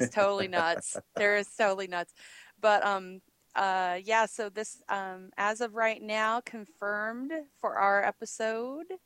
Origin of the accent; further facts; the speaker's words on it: Australia; I'm from Australia.